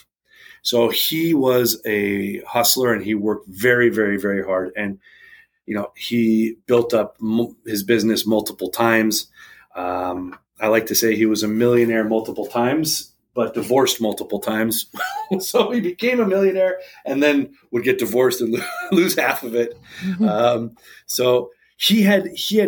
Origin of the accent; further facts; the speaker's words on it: New England, United States; moved away; I was born back east in the New England area in 1981.